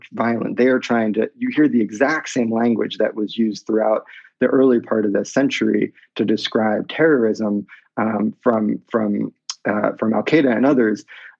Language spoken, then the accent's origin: English; near Philadelphia, Pennsylvania, United States; I grew up near Philadelphia.